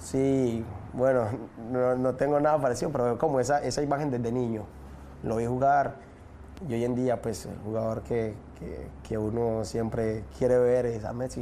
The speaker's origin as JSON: {"language": "Spanish", "town": "Medellín", "region": "Antioquia", "country": "Colombia", "tie": "born or raised there", "moved": "yes", "said": "Comuna 13 es realmente donde, donde yo nací, donde yo crecí"}